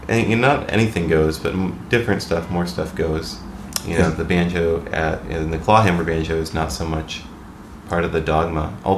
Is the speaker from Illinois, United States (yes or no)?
yes; Western Illinois, United States; moved away as an adult; now in Minneapolis, United States; I'm from Western Illinois, over toward the place where it hits Iowa and Missouri.